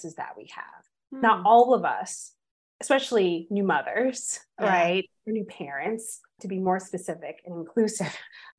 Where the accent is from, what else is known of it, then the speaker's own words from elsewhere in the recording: California, United States; I'm from California